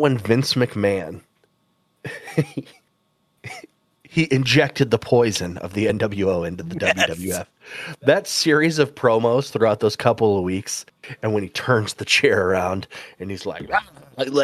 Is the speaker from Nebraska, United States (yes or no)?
yes; Nebraska, United States; we're from Nebraska